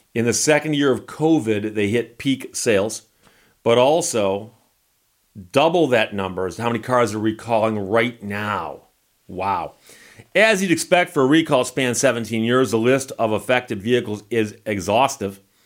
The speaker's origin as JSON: {"language": "English", "town": "Birmingham", "region": "Michigan", "country": "United States", "tie": "born or raised there", "said": "I grew up in Birmingham, Michigan"}